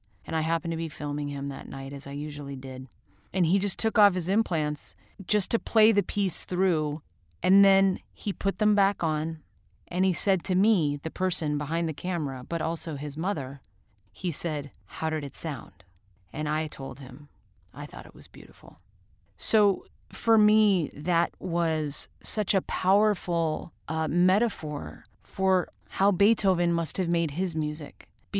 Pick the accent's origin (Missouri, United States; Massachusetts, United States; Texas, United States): Missouri, United States; St. Louis; also born or lived in Rochester, New York; when I was growing up in St. Louis and Rochester, New York, in both places, we had a darkroom.